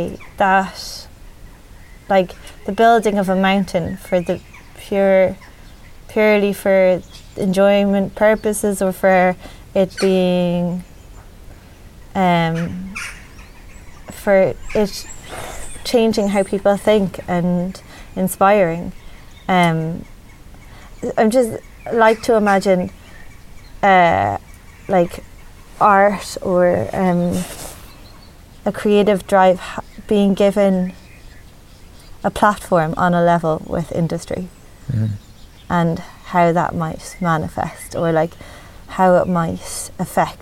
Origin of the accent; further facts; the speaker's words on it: Dublin, Leinster, Ireland; moved away as an adult; now in Midlands, Ireland; I grew up in the city, and like my we're generations from Dublin